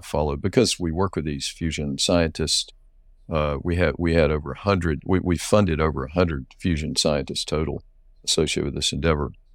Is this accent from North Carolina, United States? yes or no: yes; North Carolina, United States; I grew up in North Carolina much of my life